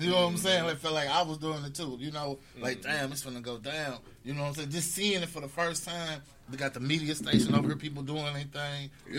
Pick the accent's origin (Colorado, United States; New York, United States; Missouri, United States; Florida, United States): Missouri, United States; St. Louis; We are from St. Louis